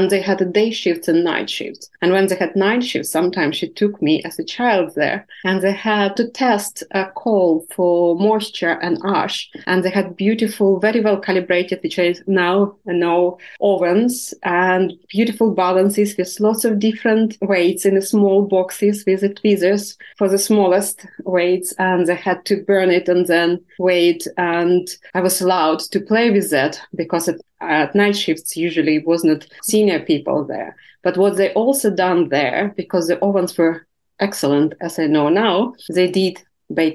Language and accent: English; Siberia, Russia; now in Oxford, United Kingdom; I'm from Siberia, and I think as a child, I've been always surrounded by amazing geology